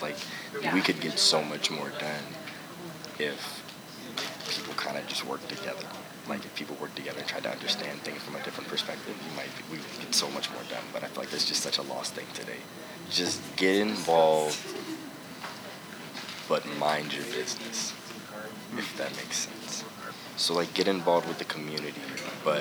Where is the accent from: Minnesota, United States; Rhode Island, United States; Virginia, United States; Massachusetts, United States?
Virginia, United States; Alexandria; moved away as an adult; also born or lived in Penn State University, Pennsylvania; I'm originally from Alexandria, Virginia